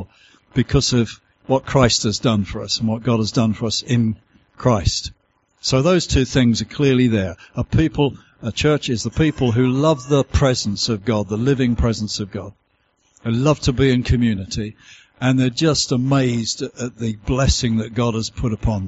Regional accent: United Kingdom; accent: southern; my southern accent as I've travelled this far north

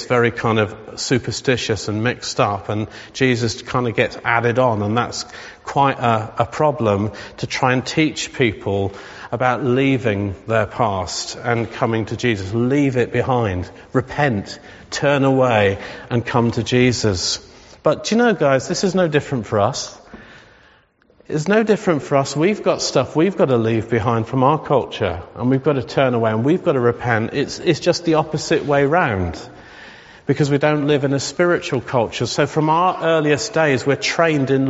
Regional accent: England, United Kingdom; our own English culture

